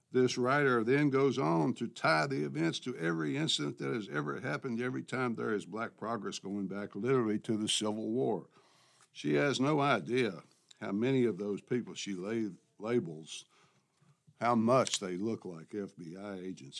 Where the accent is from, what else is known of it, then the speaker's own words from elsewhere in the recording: Memphis, Tennessee, United States; my hometown newspaper, The Commercial Appeal of Memphis, Tennessee